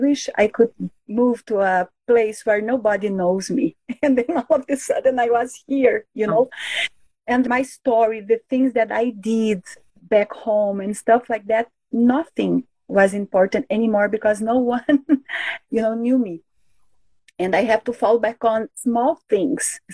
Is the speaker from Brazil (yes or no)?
yes; Brazil; first language Portuguese; English is a second language; moved away as an adult; now in Canada; I am from Brazil. I was born and raised there. I lived in three different states in that country, and all of them have borders with Spanish-speaking countries.